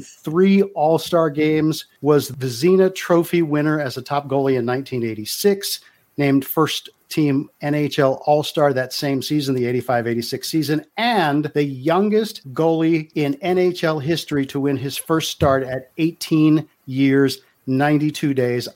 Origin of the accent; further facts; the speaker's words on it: United States; I grew up in the Baltimore, Washington